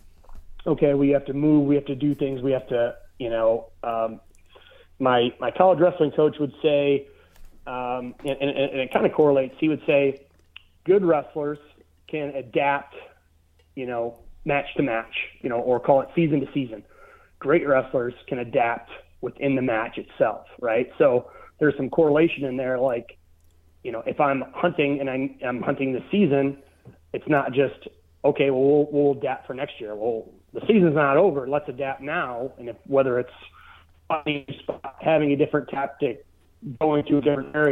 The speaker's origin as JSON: {"language": "English", "region": "Michigan", "country": "United States", "moved": "yes", "said": "I'm from Michigan"}